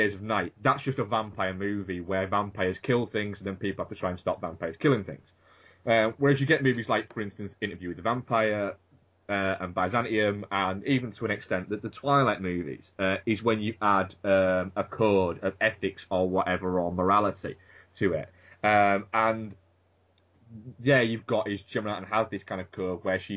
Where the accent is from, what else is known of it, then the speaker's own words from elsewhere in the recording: United Kingdom; I'm British